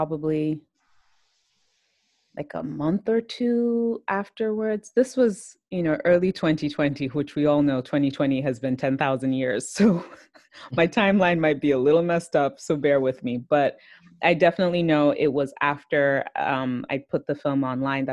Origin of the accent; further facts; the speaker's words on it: Nigeria; I'm Nigerian